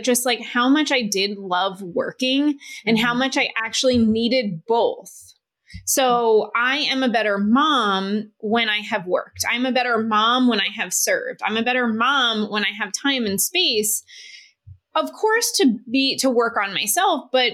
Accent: New York, United States; I'm from New York

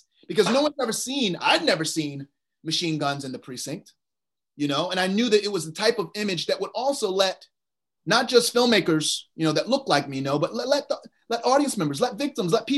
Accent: Virginia, United States; I'm from Virginia

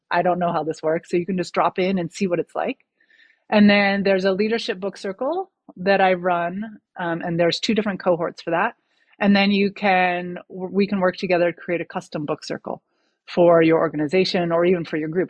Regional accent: United States; moved away as an adult; now in France; having that perspective of living in America for the first 35 years of my life, and then moving to France

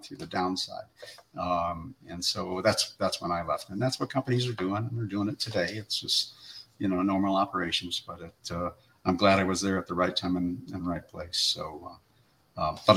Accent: Chicago, Illinois, United States; also born or lived in Chesapeake, Virginia; now in Hampton Roads, United States; I'm a Chicagoan born and raised

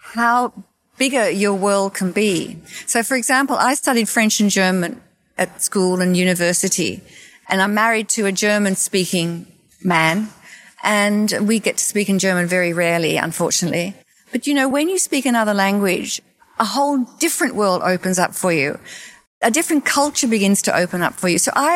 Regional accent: Australia; moved away as an adult; also born or lived in New York City, United States; now in Florida, United States; I grew up in Australia, and I grew up with vast open spaces

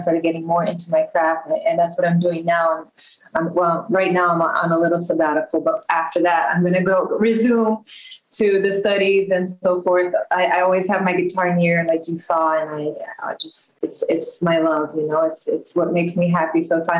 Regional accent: Rio de Janeiro, Brazil; English is a second language; also born or lived in Belgium; now in United States; Like you said, I'm from Rio de Janeiro, Brazil, and I've been living in the U.S. over 20 years. I was actually born in Belgium, but just by chance, because my dad was working there.

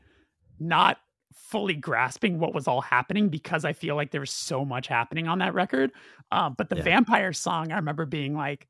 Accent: Burbank, California, United States; I'm from Burbank, California

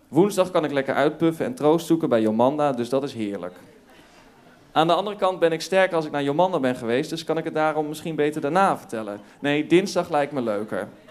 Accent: North Brabant, Netherlands; ik, ik kom uit Brabant. Ik, ja. ik groeide op in Brabant in een klein dorpje.

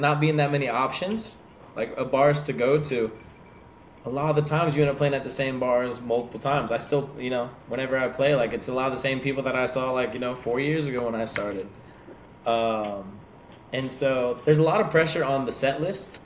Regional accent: Dade City, Florida, United States; Dade City, we're about 30 minutes north of Tampa.

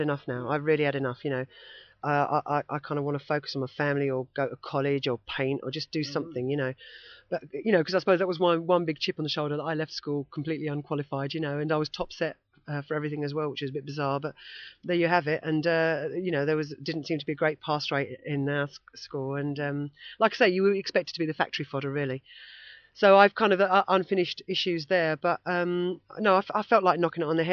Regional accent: Basildon, East of England, United Kingdom; growing up in Basildon with punk rockers

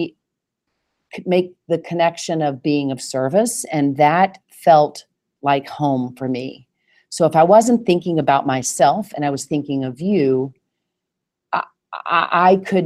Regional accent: Nashville, Tennessee, United States; accent: Southern; now in New York, United States; I was born and raised in Nashville, Tennessee

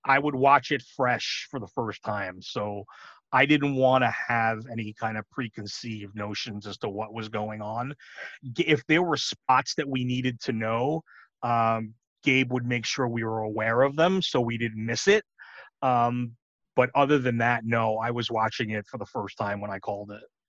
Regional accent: New York, United States; moved away; I grew up in New York

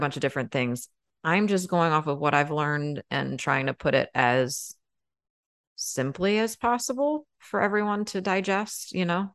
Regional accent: United States; I'm American

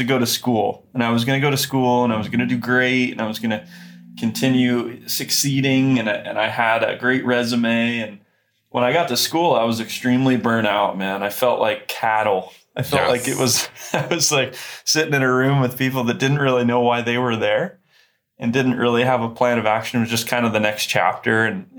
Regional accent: Kokomo, Indiana, United States; So I grew up in Kokomo, Indiana.

